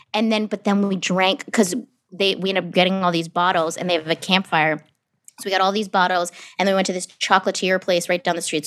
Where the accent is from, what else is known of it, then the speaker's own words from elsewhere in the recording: New Hampshire, United States; moved away; I grew up in New Hampshire